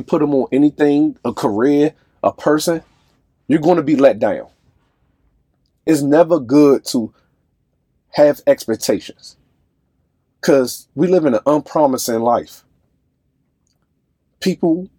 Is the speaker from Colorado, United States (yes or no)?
no; Washington, District of Columbia, United States; I'm from Southside, D.C. I love any and everything about where I came from. My friends, my loved ones, everybody that groomed me